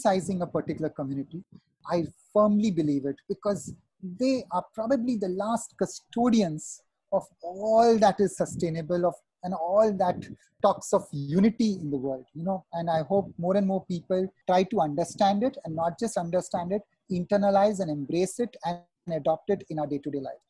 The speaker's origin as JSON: {"language": "English", "town": "Mumbai", "region": "Maharashtra", "country": "India", "tie": "born or raised there", "also_born_or_lived": "Pune / Kolkata / Chennai / Bastar", "moved": "as an adult", "said": "growing up in Mumbai and having done my education in Pune, Kolkata, worked in Chennai"}